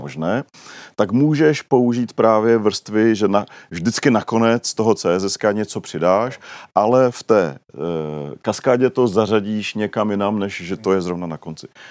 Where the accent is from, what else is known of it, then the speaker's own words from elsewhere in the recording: Czechia; my Češi